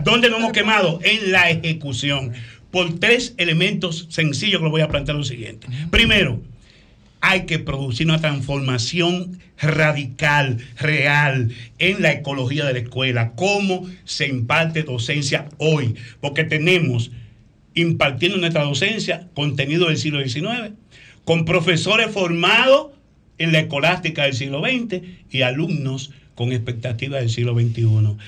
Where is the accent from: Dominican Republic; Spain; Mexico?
Dominican Republic